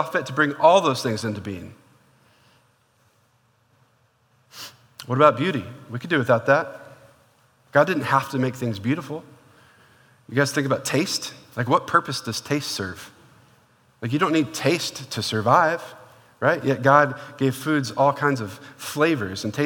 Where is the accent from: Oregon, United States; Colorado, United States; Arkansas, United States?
Oregon, United States; Portland; moved away; I used to live, when I grew up in Portland, Oregon